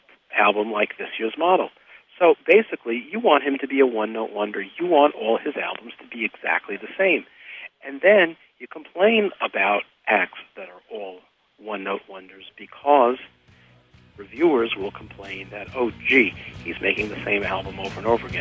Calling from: New York City, New York, United States; I'm calling from New York City.

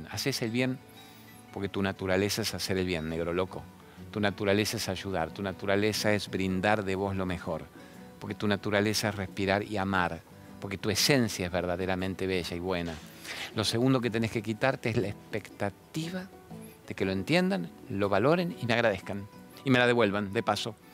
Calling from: Santa Fe, Argentina; ¿Cómo andás? … de Santa Fe

